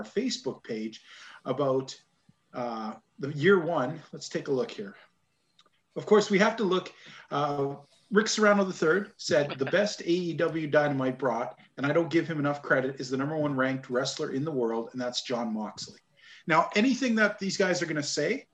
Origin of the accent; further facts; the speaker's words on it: Canada; Being good Canadian boys